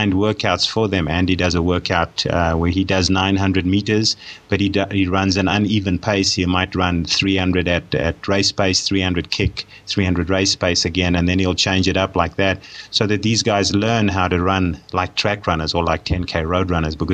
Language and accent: English; South Africa; moved away; I'm a South African by birth, and I did most of my sport and most of my studying in South Africa